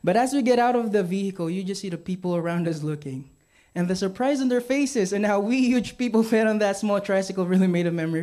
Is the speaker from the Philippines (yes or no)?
yes; Philippines; I am born and raised in the Philippines.